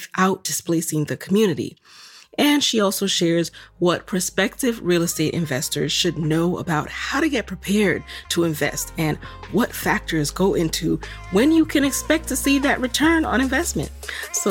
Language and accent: English; New York City, New York, United States; where I grew up in the Bronx